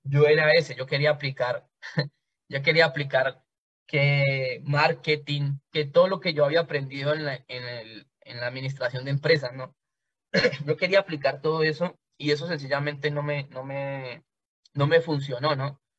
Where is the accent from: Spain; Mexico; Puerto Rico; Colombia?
Colombia; Cali, Valle del Cauca; yo soy de Cali, Colombia. Soy una persona nacida y creada en un barrio de Cali